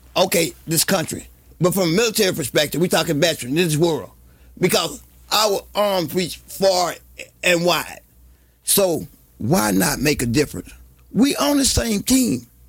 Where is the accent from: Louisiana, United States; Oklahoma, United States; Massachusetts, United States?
Louisiana, United States; Bogalusa; I grew up in Bogalusa with the paper mill